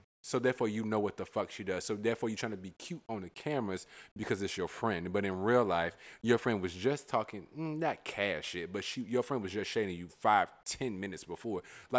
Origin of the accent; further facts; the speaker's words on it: Virginia, United States; I'm clearly from Virginia.